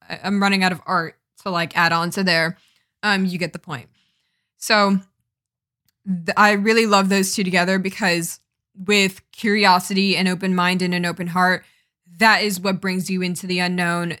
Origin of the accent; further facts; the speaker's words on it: East Coast, United States; I'm from the East Coast, so we don't really get forest fires, um, around here